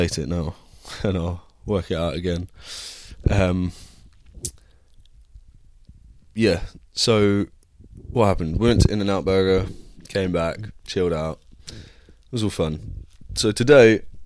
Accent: United Kingdom; moved away as an adult; now in United States; I'm too British

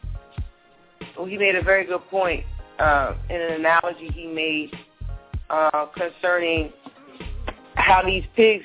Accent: New Jersey, United States; I'm not from Newark, but I'm originally from Jersey

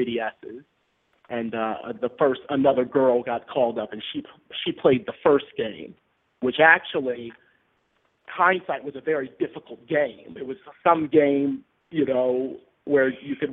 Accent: Baltimore, Maryland, United States; now in Bronx, New York, United States; I was originally from Baltimore, Maryland, currently living in the Bronx, New York.

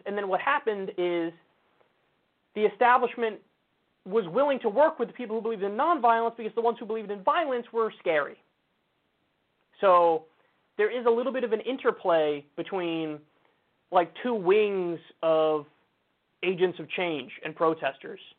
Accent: United States; I'm an American

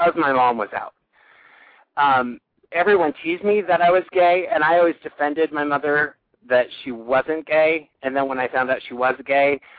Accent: Sandhills, rural Nebraska, United States; also born or lived in New York City, United States / Minneapolis, Minnesota, United States; now in Omaha, United States; I'm from rural Nebraska, actually. My hometown is way west, in the middle of the Sandhills

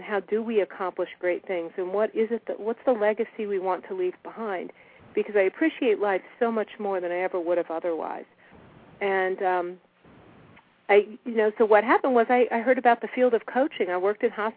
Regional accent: United States; I grew up in Washington

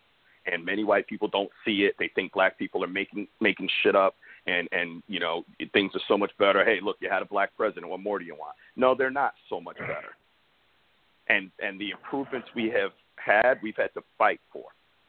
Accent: Bristol, Connecticut, United States; also born or lived in Hartford; I moved from Hartford, Connecticut to Bristol, Connecticut. I was in Bristol for a week and I had classmates calling me the N-word at just about to turn 10 years old.

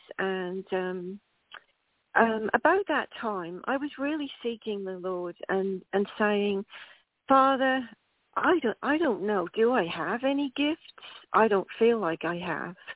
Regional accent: England, United Kingdom; moved away as an adult; I emigrated from England when I was 18.

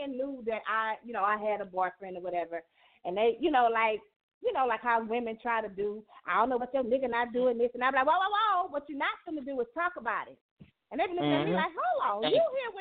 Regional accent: the South, United States; I'm from the South

